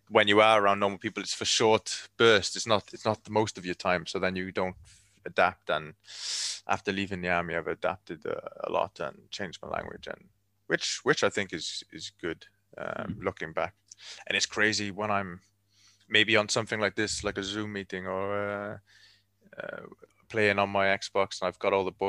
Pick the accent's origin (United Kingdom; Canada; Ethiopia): United Kingdom; Cardiff, Wales; moved away; Cardiff. I'm from I'm from Wales, Cardiff. Yeah. Uh, Cardiff is the capital city of Wales